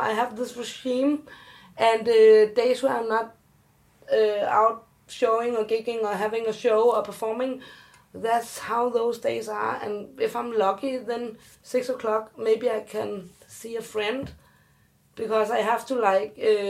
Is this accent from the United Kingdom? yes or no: no; South Korea; You can't see me, but I'm adopted, and I'm from Korea, so we don't know if I have inherited something.